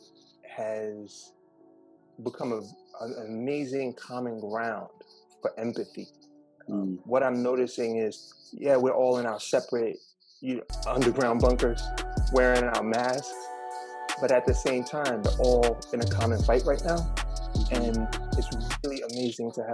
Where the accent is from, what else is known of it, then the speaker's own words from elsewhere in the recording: New York City, New York, United States; I'm born and raised here in Brooklyn, New York. I was raised in the Red Hook Housing Project